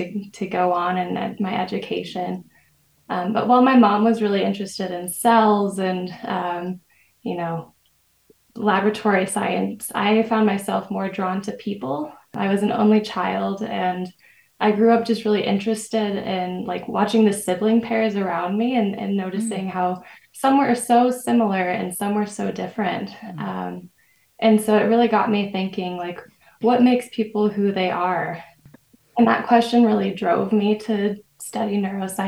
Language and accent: English; Meridian, Idaho, United States; I grew up in Meridian, Idaho